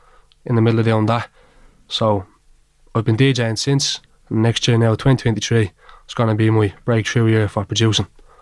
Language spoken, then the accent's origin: English; Dublin, Leinster, Ireland; I'm 20 years of age. I'm from Dublin.